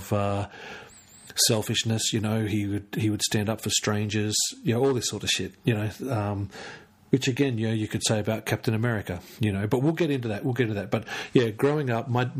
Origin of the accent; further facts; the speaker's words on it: Canberra, Australian Capital Territory, Australia; I'm from Canberra